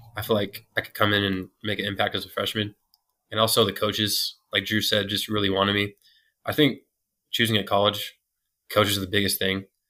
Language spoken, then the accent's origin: English; Atlanta, Georgia, United States; moved away as an adult; now in Colorado, United States; I'm from Atlanta. It's like a hotbed for soccer